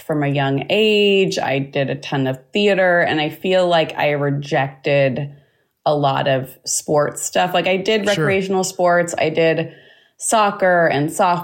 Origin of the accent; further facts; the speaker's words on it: Los Angeles, California, United States; I grew up in Los Angeles